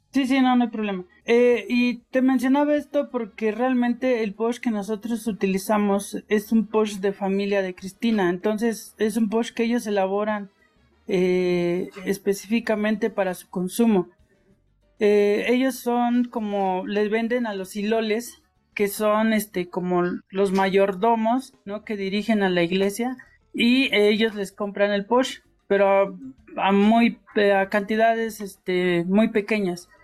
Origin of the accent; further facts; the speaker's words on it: Ocosingo, Chiapas, Mexico; yo soy originario de Ocosingo, donde se hace el queso bola